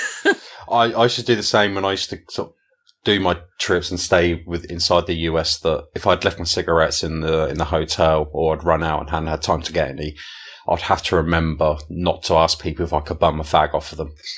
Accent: England, United Kingdom; I'm an Englishman

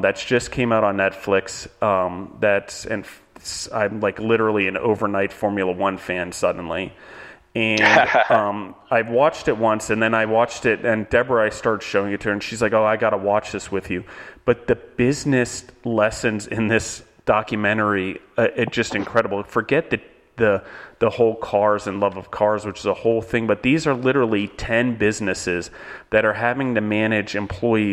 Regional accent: United States; we as Americans

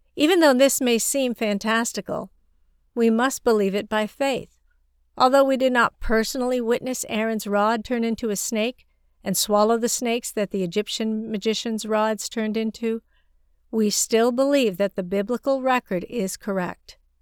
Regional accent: China; moved away; I grew up in China, and Chinese people have a strong sense of locality

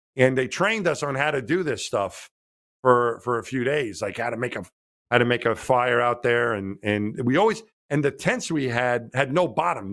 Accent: New York, United States; I grew up in New York

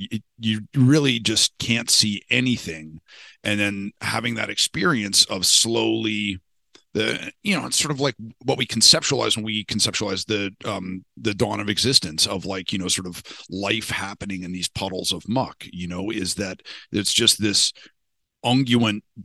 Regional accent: Canada; I was born in Canada. We had, you know, a fucking black bear in our backyard

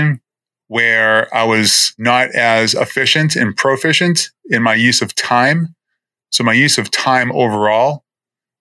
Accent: Boston, Massachusetts, United States; moved away as an adult; also born or lived in New Jersey; now in Florida, United States; I'm born and raised in Boston

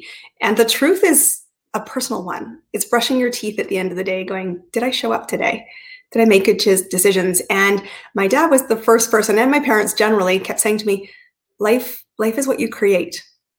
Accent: Canada; So I am Canadian, but I've lived in 5 countries, 30 cities, and some cities more than once.

